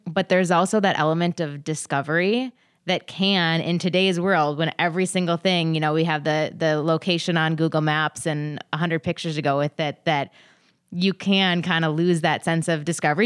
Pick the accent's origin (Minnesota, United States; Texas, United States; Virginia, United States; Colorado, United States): Minnesota, United States; as a Minnesotan who loves the outdoors